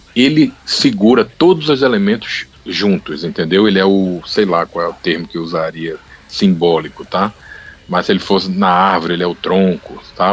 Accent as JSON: {"language": "Portuguese", "country": "Brazil", "moved": "yes", "lives_now": "United States", "said": "Do Brasil"}